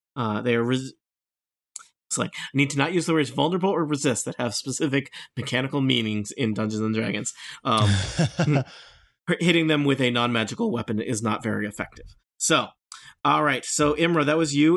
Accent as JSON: {"language": "English", "region": "Nebraska", "country": "United States", "said": "I'm from Nebraska"}